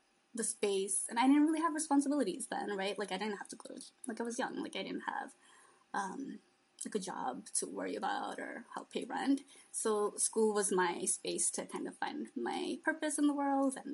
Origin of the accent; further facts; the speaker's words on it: New York City, New York, United States; also born or lived in Bangladesh / Queens / the Bronx; we all grew up in New York City. I was born in Bangladesh, and my family came to the States when I was 2